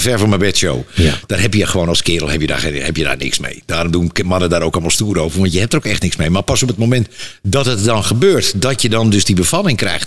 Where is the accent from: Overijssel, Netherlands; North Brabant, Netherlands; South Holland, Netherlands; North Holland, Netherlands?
North Holland, Netherlands; Amsterdam; Ik kom gewoon uit Amsterdam-West, uit een, een arbeidersbuurtje. En we hadden het helemaal niet breed